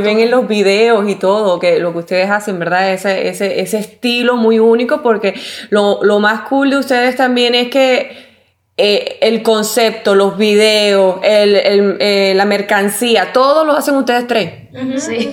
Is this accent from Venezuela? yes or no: no; Puerto Rico; yo soy puertorriqueña